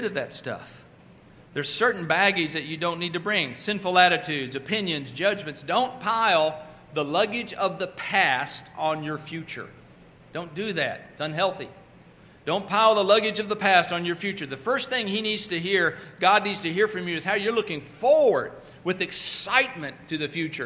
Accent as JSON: {"language": "English", "region": "Oklahoma", "country": "United States", "also_born_or_lived": "Texas", "moved": "yes", "lives_now": "North Carolina, United States", "said": "I'm originally from Oklahoma and now living in North Carolina"}